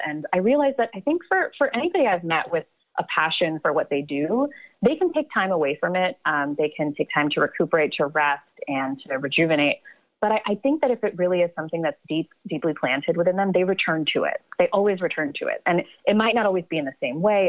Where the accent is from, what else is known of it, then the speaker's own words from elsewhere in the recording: Atlanta, Georgia, United States; moved away as an adult; also born or lived in Baroda, India / New Jersey; now in New York, United States; I was born in Baroda, India, and then we lived. My parents and I lived in New Jersey for a little bit, but most of my my childhood and upbringing was in Atlanta.